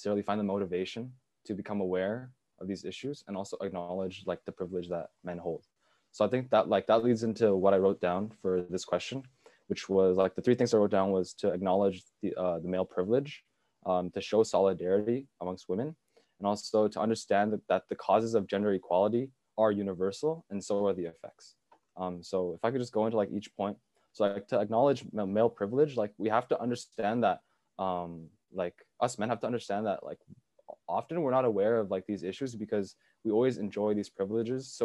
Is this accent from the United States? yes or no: no; China; moved away; my home country, China